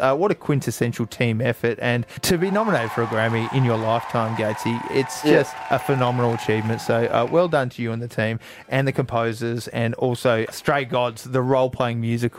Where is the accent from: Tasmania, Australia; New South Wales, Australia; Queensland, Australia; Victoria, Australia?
Tasmania, Australia; Burnie; now in Hobart, Australia; growing up in Burnie